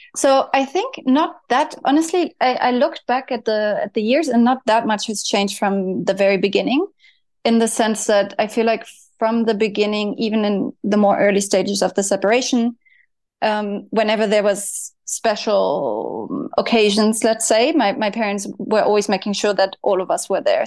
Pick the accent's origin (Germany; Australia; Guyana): Germany; I grew up in Germany.